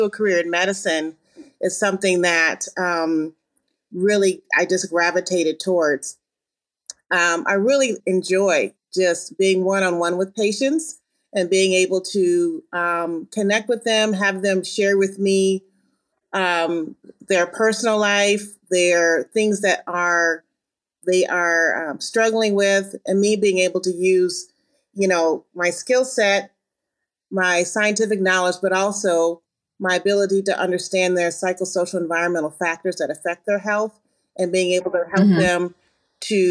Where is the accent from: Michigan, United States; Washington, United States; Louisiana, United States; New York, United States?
Michigan, United States; Ann Arbor; I am from the Midwest. I'm originally from Ann Arbor, Michigan.